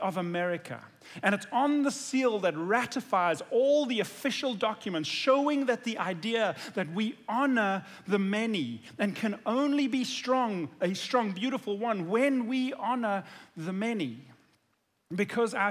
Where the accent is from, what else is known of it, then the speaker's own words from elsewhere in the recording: South Africa; now in United States; as a South African who wasn't born here, but who has lived here for many years now